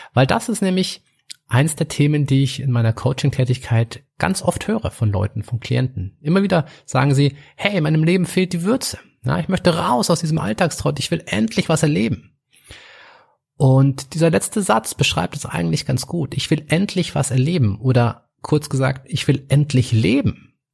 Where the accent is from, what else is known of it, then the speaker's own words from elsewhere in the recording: Munich, Bavaria, Germany; ich komme aus München